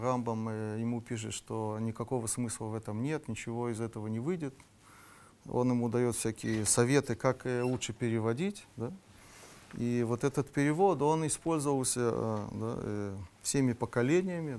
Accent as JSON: {"language": "Russian", "country": "Russia", "said": "мы из России"}